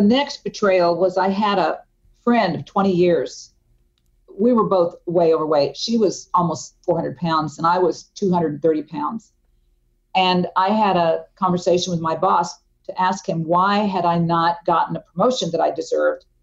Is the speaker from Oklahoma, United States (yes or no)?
yes; Tulsa, Oklahoma, United States; moved away; I had moved back to my hometown, uh, Tulsa, Oklahoma